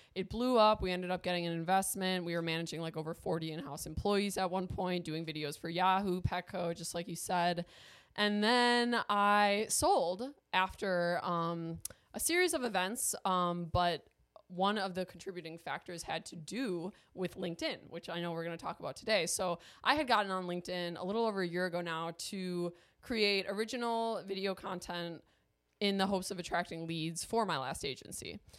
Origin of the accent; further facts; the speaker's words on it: Milwaukee, Wisconsin, United States; moved away as an adult; I am from Milwaukee. That's where I was born and raised